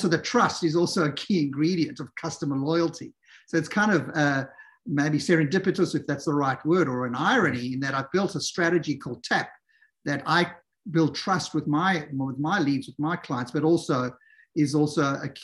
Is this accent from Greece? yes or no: no; South Africa; moved away; I'm South African originally